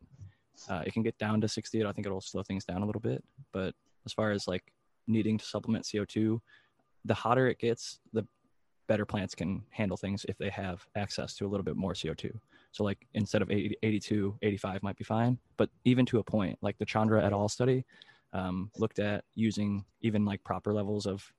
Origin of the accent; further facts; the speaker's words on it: Ohio, United States; growing up in Ohio